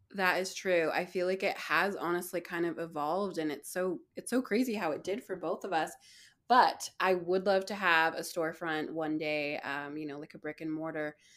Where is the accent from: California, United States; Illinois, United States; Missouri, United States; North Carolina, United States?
California, United States; Bay Area; also born or lived in San Francisco; I grew up in the Bay Area and have lived in San Francisco for the last 10 plus years.